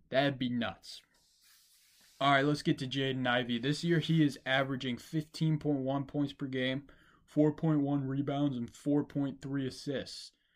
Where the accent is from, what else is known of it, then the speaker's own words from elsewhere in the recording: Detroit, Michigan, United States; I'm from Detroit.